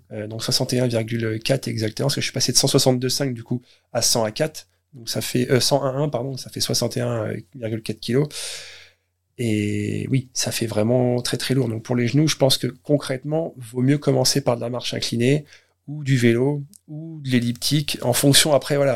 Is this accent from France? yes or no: yes; Caen, Normandy, France; je suis d'origine de Caen